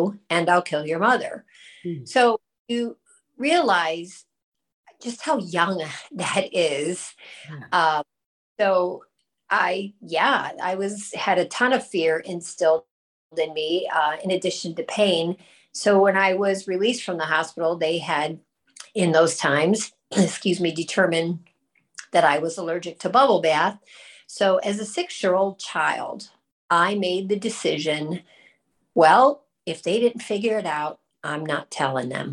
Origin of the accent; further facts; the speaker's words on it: Northeast Ohio, United States; also born or lived in California / Rochester, New York / Cleveland; I grew up in Northeast Ohio, where I'm currently living, but I grew up here